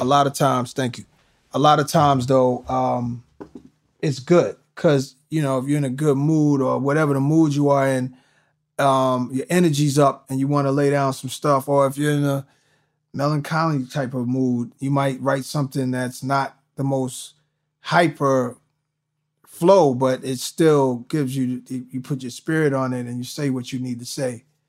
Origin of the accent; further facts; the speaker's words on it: New York, United States; moved away; growing up in New York